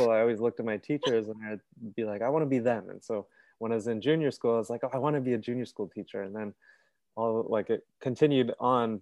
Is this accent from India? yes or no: no; Toronto, Ontario, Canada; I'm from Toronto. I've lived here my whole life with my parents in Etobicoke